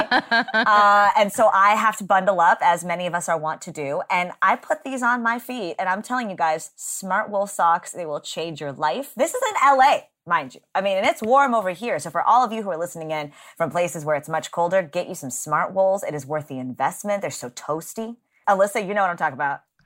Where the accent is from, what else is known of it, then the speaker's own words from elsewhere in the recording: Texas, United States; I grew up in Texas